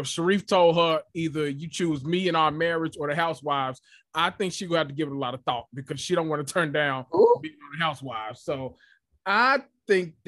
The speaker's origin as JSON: {"language": "English", "region": "the South", "country": "United States", "said": "I'm from the South"}